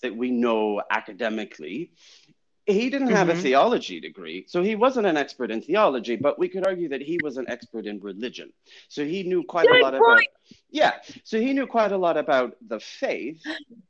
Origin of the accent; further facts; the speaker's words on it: France; moved away as an adult; also born or lived in United States / Chicago; now in London, United Kingdom; I was born in the United States. I grew up in France.